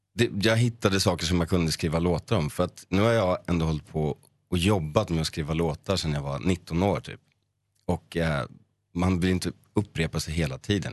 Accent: Sundbyberg, Stockholm County, Sweden; jag är från Sundbyberg och då finns det ett område som heter Hallonbergen. Hängde runt där med min bästa vän

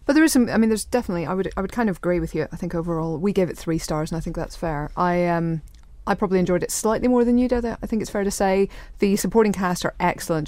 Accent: Northern Ireland, United Kingdom; as a Northern Irish person

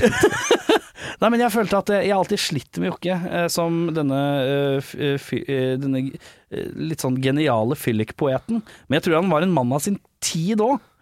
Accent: Oslo, Norway; Jeg som Lambertseter-gutt.

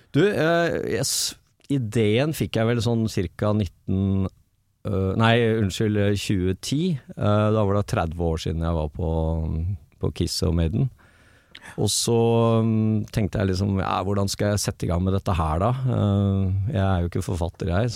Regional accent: Drammen, Buskerud, Norway; moved away as an adult; also born or lived in Oslo; hjembyen min Drammen.

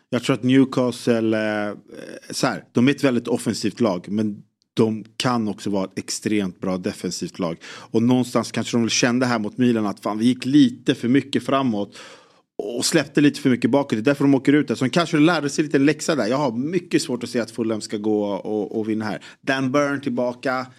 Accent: Sweden; som svensk

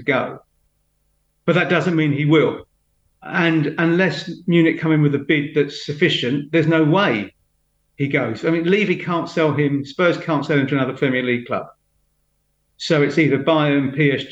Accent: London, United Kingdom; also born or lived in Huddersfield; as a Londoner

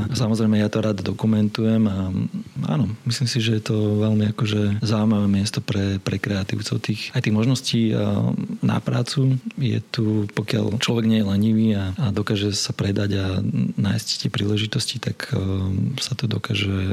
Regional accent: Bratislava, Bratislava Region, Slovakia; born there; Ja som sa narodil v Bratislave

